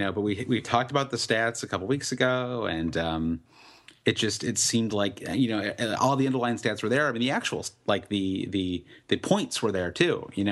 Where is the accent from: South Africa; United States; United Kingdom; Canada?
United States